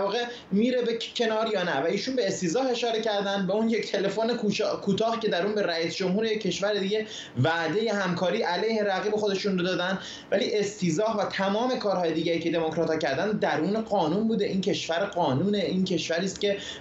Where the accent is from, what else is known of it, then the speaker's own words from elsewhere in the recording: Iran; now in United States; ما که ایرانی هستیم